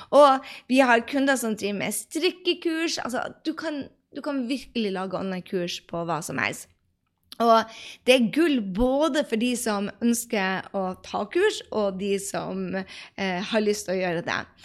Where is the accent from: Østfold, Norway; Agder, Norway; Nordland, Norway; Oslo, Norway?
Nordland, Norway; Andøya; der jeg kommer fra, fra Andøya, så er det 4000 mennesker